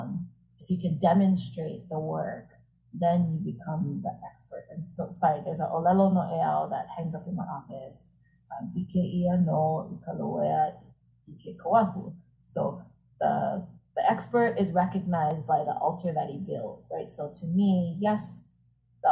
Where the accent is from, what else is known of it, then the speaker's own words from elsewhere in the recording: Honolulu, Hawaii, United States; I live in the house that I grew up in. So I grew up in Aina Haina